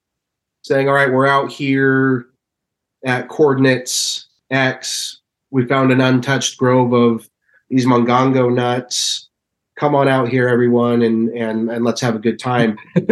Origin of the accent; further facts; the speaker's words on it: Utah, United States; You know, let's say I'm from, it's well known I'm from Utah.